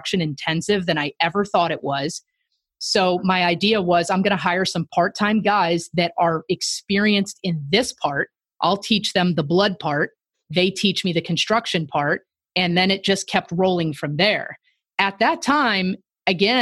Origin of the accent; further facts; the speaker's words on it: Tampa, Florida, United States; moved away as an adult; also born or lived in Tennessee / Kansas City, Missouri; I'm from Tampa, Florida